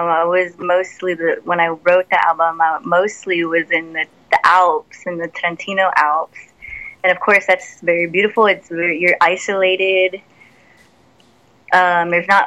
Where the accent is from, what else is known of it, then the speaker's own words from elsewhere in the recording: San Antonio, Texas, United States; setting up shows in my hometown.